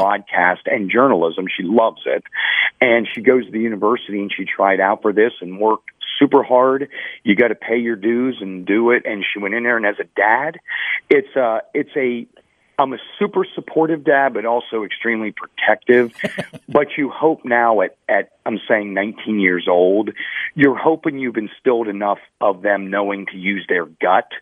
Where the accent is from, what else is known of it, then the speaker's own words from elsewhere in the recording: Pittsburgh, Pennsylvania, United States; moved away; I was born in Pittsburgh and raised there